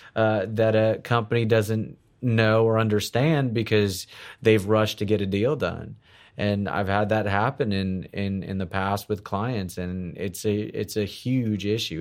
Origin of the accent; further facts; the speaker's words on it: South Florida, United States; moved away as an adult; also born or lived in Houston, Texas / Orlando, Florida; now in Texas, United States; I, I was born in Houston. I'm an, I'm, I'm a, a native Texan. Uh, grew up in South Florida